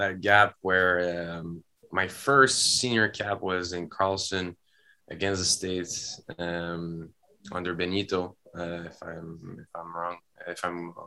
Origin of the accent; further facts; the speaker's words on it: Canada; in Canada, we're all Canadian